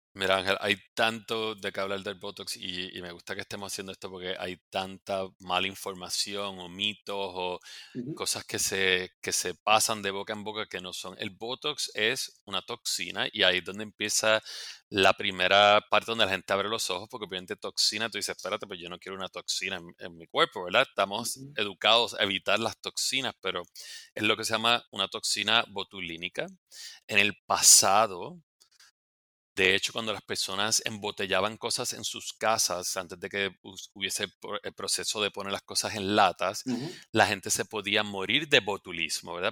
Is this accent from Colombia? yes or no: no; Puerto Rico; moved away as an adult; now in New York City, United States; nací, me crié en Puerto Rico